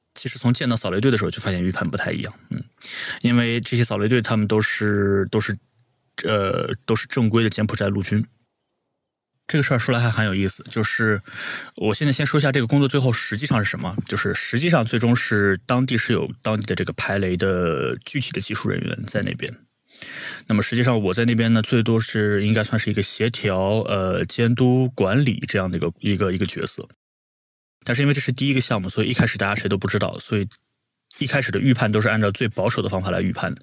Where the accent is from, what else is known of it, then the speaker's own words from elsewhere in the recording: Nanjing, Jiangsu, China; 我是南京人